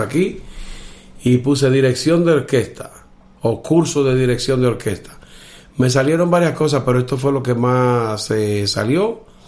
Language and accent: Spanish; Villa Tapia?, Cibao, Dominican Republic; soy de República Dominicana, de un pueblecito que se llama Villatenaria, al norte del país, donde se llama el Cibao, el Valle del Cibao.